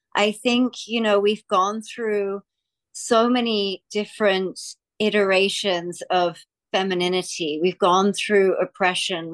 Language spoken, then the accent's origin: English; Australia; I'm from Australia